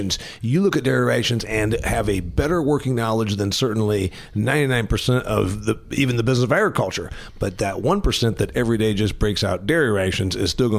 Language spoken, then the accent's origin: English; Indiana, United States; I'm from Indiana, which is a corn and soybean state.